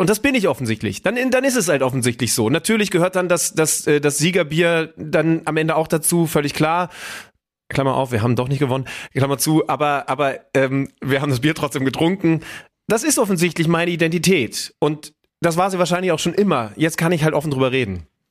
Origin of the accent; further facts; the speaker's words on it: Göttingen, Lower Saxony, Germany; moved away as an adult; now in Hamburg, Germany; in meiner Heimat, Schrägstrich Studentenstadt Göttingen